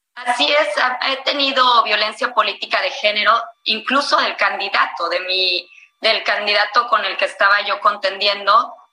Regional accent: Mexico

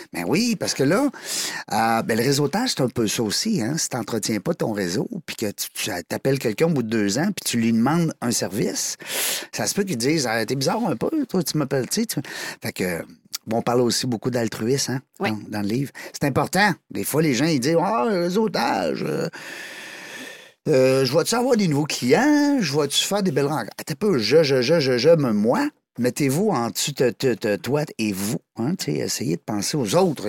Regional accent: Amqui, Quebec, Canada; accent: Québécois; ça vient du bas du fleuve, Amqui

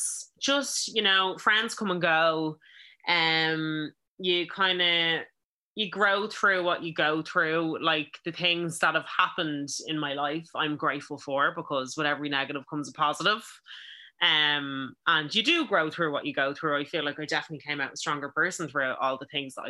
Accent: Ireland; us being Irish

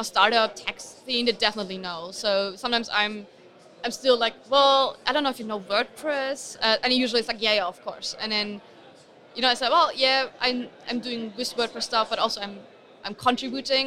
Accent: Berlin, Germany; I'm from Berlin original

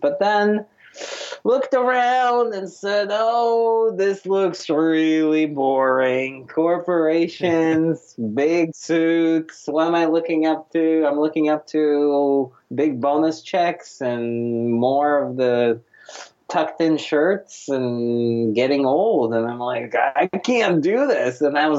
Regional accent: Russia; English is a second language; now in United States; You know, I grew up in Soviet Union and came here in 1993. It was January of 1993, January 28th, my big immigration from Soviet, well, it was Russia by that time, 93.

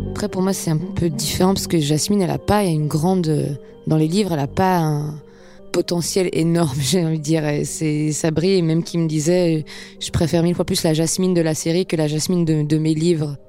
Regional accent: Geneva, Switzerland; moved away as an adult; now in Paris, France; ayant grandi à Genève

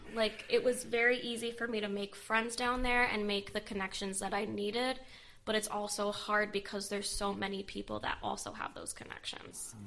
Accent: United States; my hometown

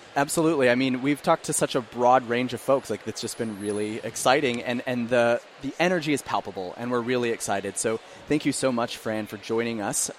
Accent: Emporia, Kansas, United States; now in Philadelphia, United States; my hometown of Emporia, Kansas

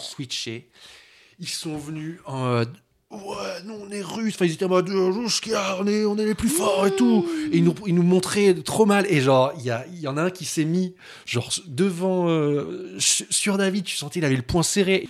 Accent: France; on est français

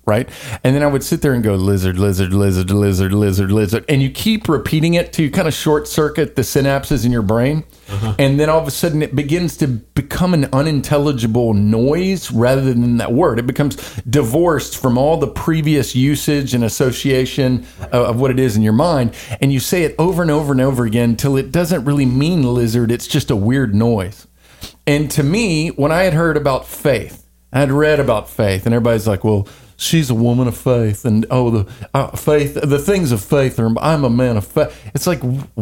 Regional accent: the Bible Belt, Southern United States, United States; I was born in the Bible Belt. I grew up in Baptist churches mostly

